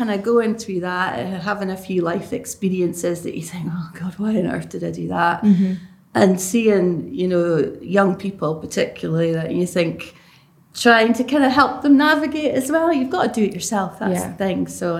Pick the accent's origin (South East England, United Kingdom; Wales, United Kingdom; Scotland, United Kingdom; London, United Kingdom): Scotland, United Kingdom; Lossiemouth; also born or lived in Cambridge / Germany; now in Aberdeen, United Kingdom; Went out to Germany for a few years. I think I was six when I came to Lossiemouth. So I started primary school in Lossiemouth. Got dragged up in Lossiemouth. and then I moved out to Aberdeen, 2012.